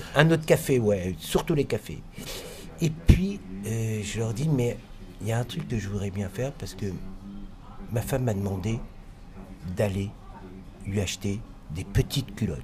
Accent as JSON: {"language": "French", "country": "France", "said": "Nous sommes des Français arrivant chez Deluxe à Londres"}